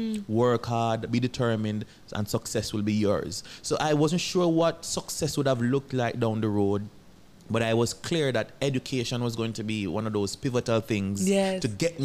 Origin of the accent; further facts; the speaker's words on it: Gardenfield, Saint Thomas, Jamaica; I'm from a small farming district in St. Thomas called Gardenfield.